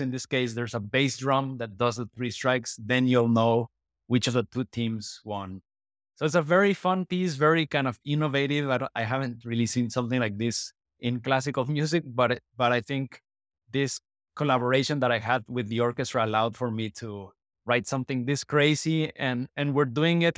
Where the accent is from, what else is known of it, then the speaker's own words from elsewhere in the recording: Mexico; moved away as an adult; also born or lived in United States; I grew up in Mexico, but I moved to the States when I was eighteen to study composition